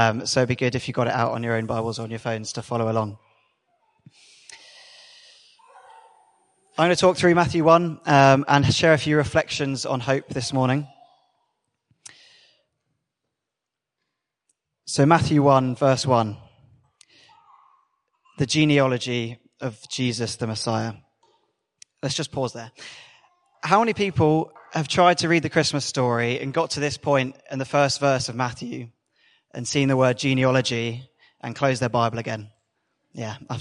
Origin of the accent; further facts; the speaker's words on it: United Kingdom; we're British.